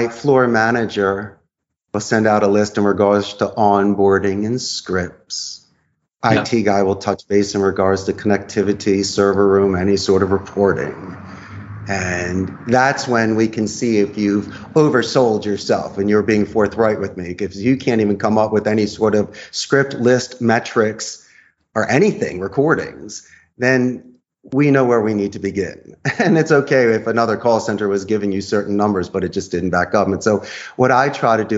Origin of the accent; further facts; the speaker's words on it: Philadelphia, Pennsylvania, United States; moved away as an adult; now in Costa Rica; I'm from Philadelphia originally. I've moved here. I've been here for more than two decades.